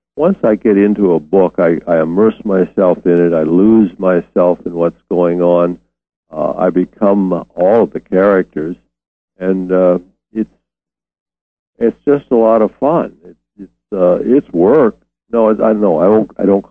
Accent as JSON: {"language": "English", "town": "Detroit", "region": "Michigan", "country": "United States", "tie": "born or raised there", "also_born_or_lived": "New Orleans / Oklahoma City / Dallas / Memphis", "said": "I've been in Detroit since I was 9 years old."}